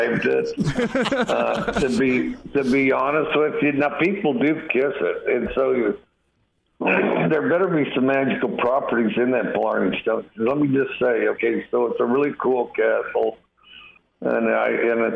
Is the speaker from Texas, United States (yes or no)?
no; Wyoming, United States; moved away; also born or lived in Los Angeles; I'm from Wyoming, went back to Wyoming for the 4th of July